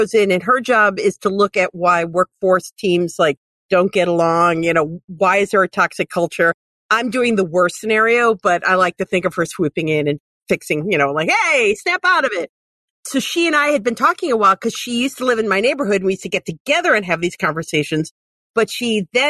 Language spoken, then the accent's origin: English; North Ridgeville, Ohio, United States; I grew up in North Ridgeville, up in Lorain County